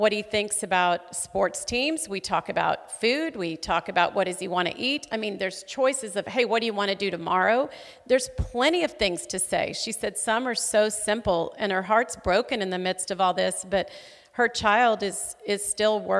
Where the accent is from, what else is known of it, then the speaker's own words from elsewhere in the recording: Fort Smith, Arkansas, United States; now in Tulsa, United States; my hometown of Fort Smith, Arkansas